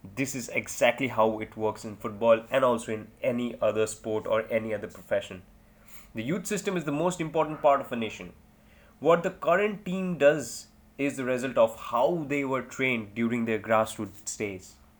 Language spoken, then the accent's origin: English; India; I'm an Indian